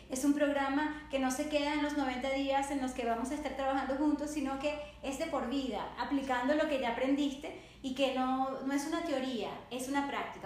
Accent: Caracas, Capital District, Venezuela; yo nací en Caracas, Venezuela y amo el español

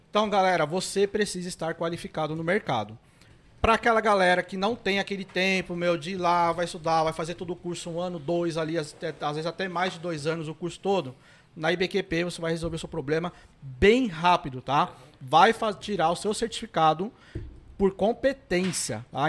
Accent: São Paulo, Brazil; eu sou da ZL

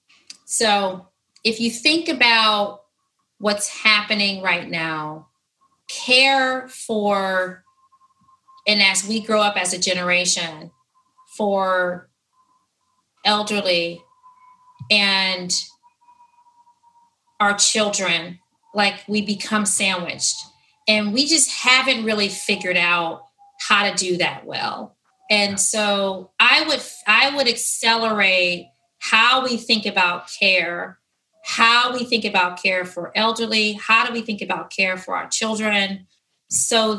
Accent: Detroit, Michigan, United States; moved away; when I grew up in Detroit

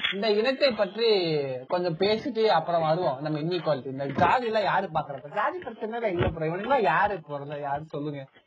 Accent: Namakkal, Tamil Nadu, India; நான் வந்து படிச்சது நாமக்கல்ல வந்து படிச்சேன்

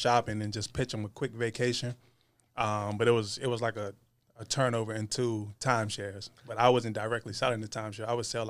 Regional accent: Richmond, Virginia, United States; right in the heart of Richmond. Yes, sir. Born and raised.

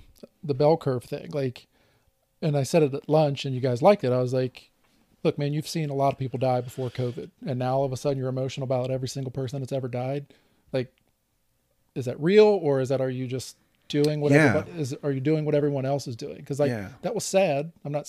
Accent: Louisiana, United States; We're both from Louisiana, and they made a gumbo.

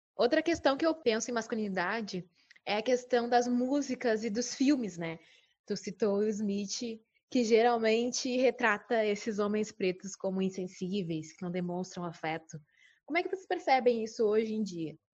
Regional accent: Bagé, Rio Grande do Sul, Brazil; now in Porto Alegre, Brazil; eu moro em Porto Alegre, mas sou de Bagé

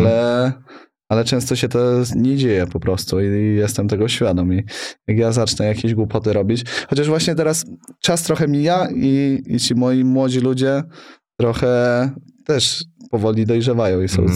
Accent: Sokołów Podlaski, Masovian Voivodeship, Poland; now in Warsaw, Poland; Jestem chłopak z Sokołowa Podlaskiego, co przy, przyjechał do Warszawy

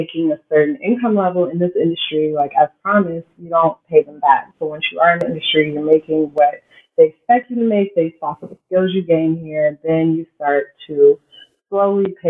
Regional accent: Texas, United States; moved away as an adult; now in San Francisco, United States; we ended up living in Texas. That's pretty much where I spent the majority of my childhood

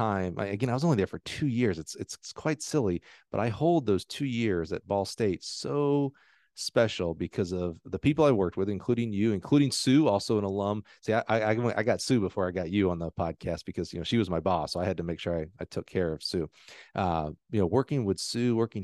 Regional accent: Alabama, United States; I'm from Alabama

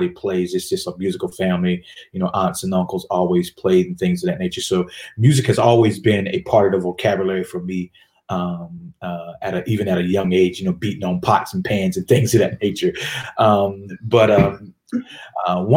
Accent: Richmond, Virginia, United States; moved away as an adult; also born or lived in Delaware / North Carolina; now in Atlanta, United States; we moved to Richmond, Virginia. And upon moving to Richmond, Virginia, that's where I matriculated through a little bit of middle school and high school

